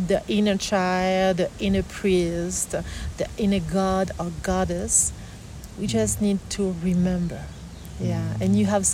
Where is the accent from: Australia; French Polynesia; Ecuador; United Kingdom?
French Polynesia; I was born on Tahiti